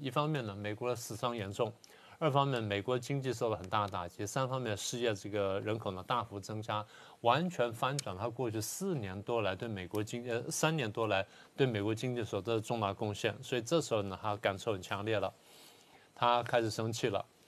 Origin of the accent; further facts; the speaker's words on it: Taiwan; 作为台湾人